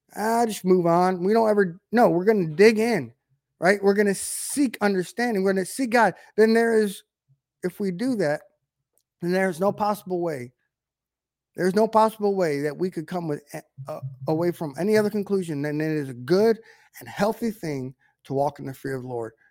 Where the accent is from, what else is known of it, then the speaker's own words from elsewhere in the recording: United States; we're in an American culture